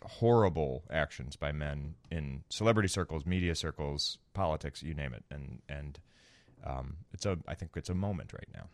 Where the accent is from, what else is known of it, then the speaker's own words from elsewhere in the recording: Florida, United States; now in Chicago, United States; I grew up in Florida